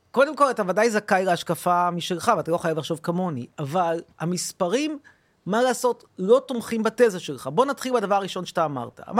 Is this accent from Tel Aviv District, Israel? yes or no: yes; Tel Aviv, Tel Aviv District, Israel; אני גדלתי בתל אביב, נולדתי בתל אביב, ההורים שלי הגיעו אכן מפולין.